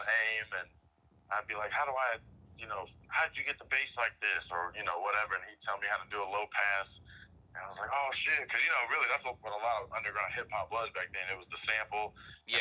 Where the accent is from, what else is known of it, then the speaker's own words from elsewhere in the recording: Arlington, Texas, United States; moved away as an adult; now in Dallas, United States; I'm from Arlington originally. Um, I grew up out there